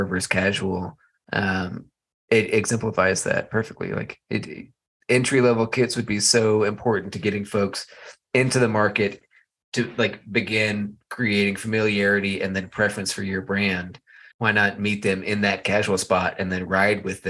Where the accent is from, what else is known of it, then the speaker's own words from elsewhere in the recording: Texas, United States; now in Colorado, United States; I grew up in Texas